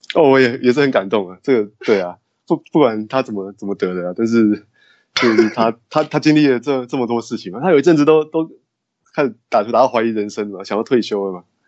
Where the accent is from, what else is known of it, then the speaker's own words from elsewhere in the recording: Taoyuan, Taiwan; also born or lived in Taipei, Taiwan; 我是在台湾土生土长长大的